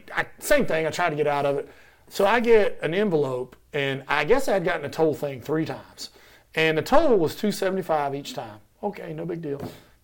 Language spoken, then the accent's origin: English; Jacksonville, Florida, United States; born there; I was born in Jacksonville